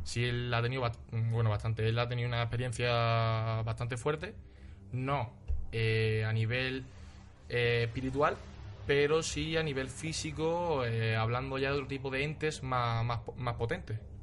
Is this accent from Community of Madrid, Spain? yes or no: no; Ronda, Andalusia, Spain; now in Almería, Spain; Yo soy de Ronda, pero actualmente resido en Almería.